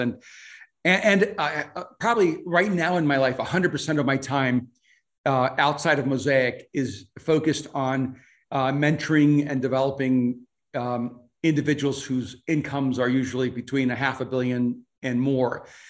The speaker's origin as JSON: {"language": "English", "country": "El Salvador", "second_language": "English", "moved": "yes", "lives_now": "United States", "said": "I'm from El Salvador, so English is my second language"}